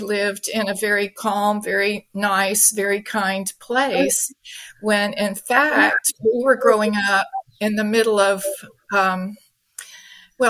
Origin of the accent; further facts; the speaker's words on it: Mississippi, United States; I'm an American. I grew up in the Deep South in Mississippi